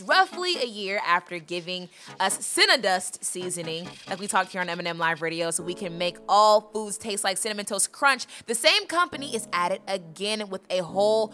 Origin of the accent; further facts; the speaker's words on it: Atlanta, Georgia, United States; we're from Atlanta